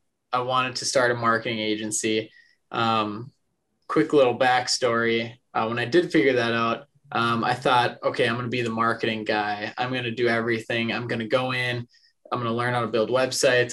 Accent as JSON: {"language": "English", "town": "Detroit Lakes", "region": "Minnesota", "country": "United States", "tie": "born or raised there", "also_born_or_lived": "Mankato, Minnesota", "moved": "as an adult", "lives_now": "Omaha, United States", "said": "born and raised in Detroit Lakes, Minnesota. Grew up there"}